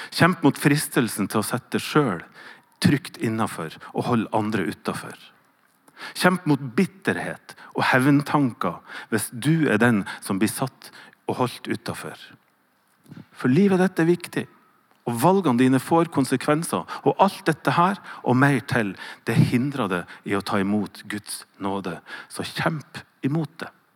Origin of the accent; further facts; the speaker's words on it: Northern Norway, Norway; accent: Northern Norwegian dialect; Så når jeg hører leser hva Jesus sier, så er det alltid på min dialekt.